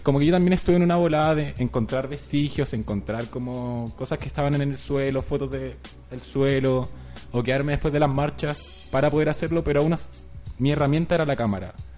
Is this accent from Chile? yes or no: yes; Chile; nosotros como chilenos que hemos estado acá